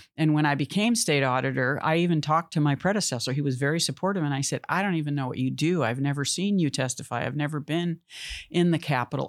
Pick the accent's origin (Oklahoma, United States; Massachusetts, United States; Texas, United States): Massachusetts, United States; moved away as an adult; now in California, United States; I loved growing up in Massachusetts. I'm glad I, I spent my childhood there